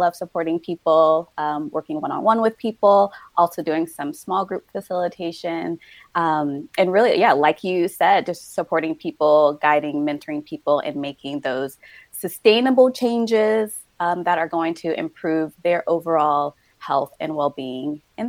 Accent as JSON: {"language": "English", "region": "New Jersey", "country": "United States", "tie": "born or raised there", "also_born_or_lived": "New York / Florida / California", "said": "So I am originally from New Jersey, grew up in New Jersey, New York, Florida, California, before I made my way out here."}